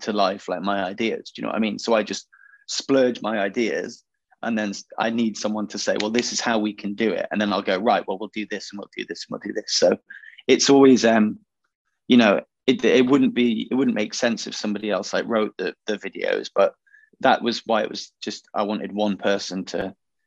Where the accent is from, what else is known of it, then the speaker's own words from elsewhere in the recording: Macclesfield, North West England, United Kingdom; also born or lived in Wilmslow; So we're from Macclesfield. So that's where … are from. You know, we grew up around their kids and their history